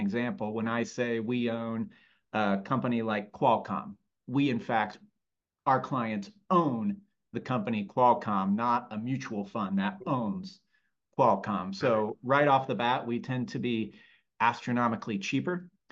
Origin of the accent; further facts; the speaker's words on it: Lafayette, Indiana, United States; moved away as an adult; also born or lived in Chicago; born and raised in Lafayette, Indiana, and spent more or less the first 22 years of my life there